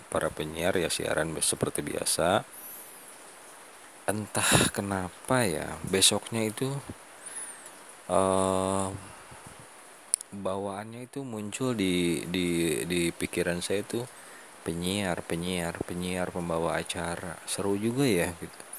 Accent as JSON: {"language": "Indonesian", "region": "West Java", "country": "Indonesia", "said": "kalau di kita Sunda ya teman-teman karena ini saya ngobrol penyampaian audio saya ini didengarnya bukan hanya orang Sunda"}